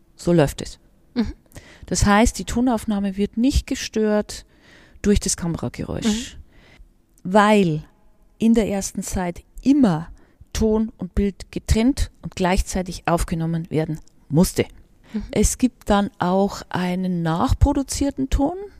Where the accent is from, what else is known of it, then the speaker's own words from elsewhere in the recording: Regensburg, Bavaria, Germany; moved away as an adult; Filmsozialisation in meiner Heimatstadt, also wo ich die Schulzeit zugebracht habe und auch noch die ersten vier Semester, nämlich Regensburg